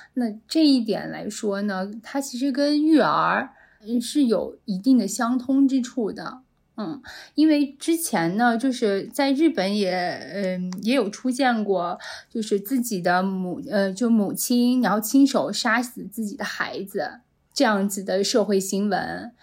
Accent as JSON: {"language": "Chinese", "country": "China", "said": "我们作为一个中国人，在我们中国成长起来的"}